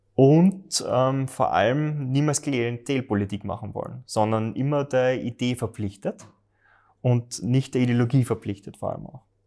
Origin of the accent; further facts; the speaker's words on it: Graz, Styria, Austria; ich wohne in Liebenau, ich hätte fast einen Steinwurf entfernt von der Mur und bin dort aufgewachsen